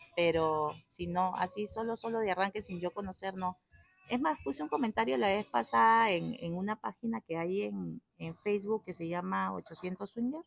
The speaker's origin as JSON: {"language": "Spanish", "country": "Peru", "moved": "yes", "lives_now": "Costa Rica", "said": "Yo soy peruana. Mi mamá es española, mi papá peruano."}